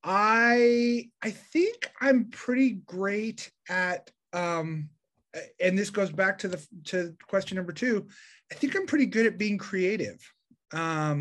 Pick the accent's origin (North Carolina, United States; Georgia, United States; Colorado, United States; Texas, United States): Colorado, United States; Denver; I grew up in Denver, Colorado